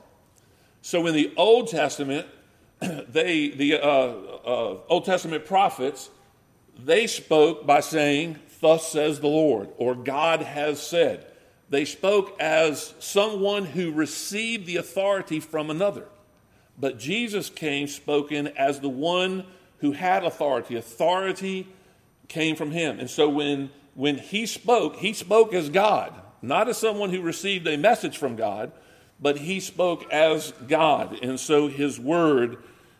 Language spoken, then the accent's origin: English; Maryland, United States; I am a Southerner, because I'm from Maryland